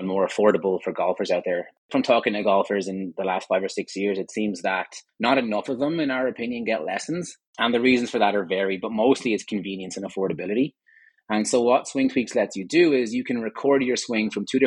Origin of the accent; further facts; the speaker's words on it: Ireland; moved away as an adult; also born or lived in Vietnam; now in Calgary, Canada; I'm Irish originally, for my sins